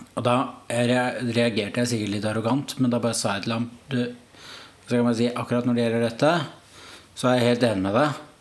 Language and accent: Norwegian; Oslo, Norway; kommer fra Oslo